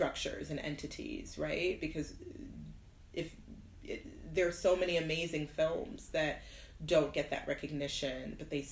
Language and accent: English; Fairbanks, Alaska, United States; moved away as an adult; also born or lived in Nigeria / Oklahoma; we moved to Oklahoma for a couple years, and then when I was 6 years old, we moved to Fairbanks, Alaska